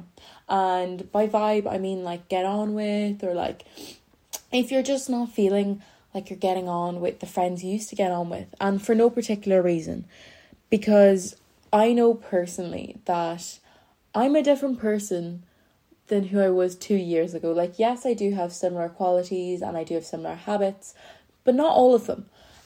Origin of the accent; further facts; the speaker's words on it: Ireland; I'm from Ireland. If you don't know me, I'm Irish.